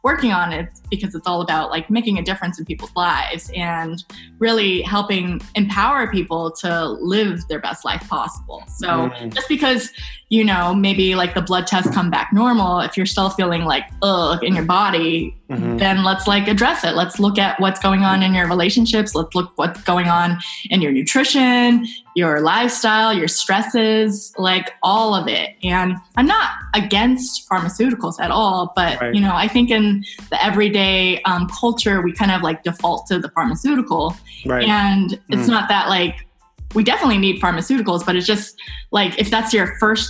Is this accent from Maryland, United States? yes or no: no; Santa Rosa, California, United States; I grew up in Northern California, Santa Rosa